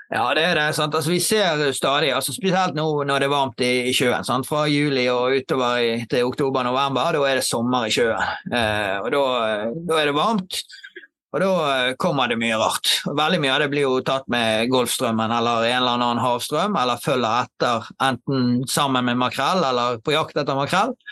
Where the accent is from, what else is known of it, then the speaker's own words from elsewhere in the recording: Eastern Norway, Norway; now in Bergen, Norway; Nei, jeg er {S0} østlending.